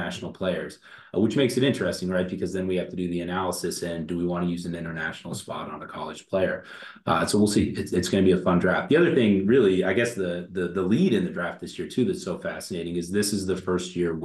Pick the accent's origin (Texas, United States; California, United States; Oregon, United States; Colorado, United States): Oregon, United States; I'm from Oregon